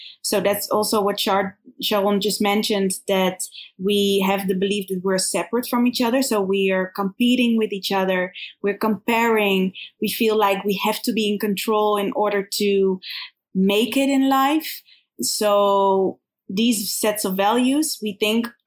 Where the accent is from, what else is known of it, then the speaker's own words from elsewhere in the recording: Netherlands; also born or lived in Kfar Saba, Israel / Berlin, Germany; now in Tel Aviv, Israel; In Holland, actually. Yeah. So we grew up in Holland.